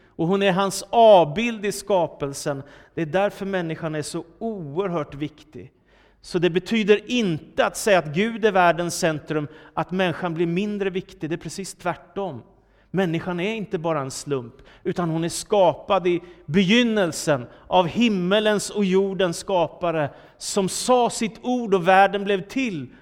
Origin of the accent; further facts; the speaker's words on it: Danderyd, Stockholm County, Sweden; Danderyd, där jag växte upp.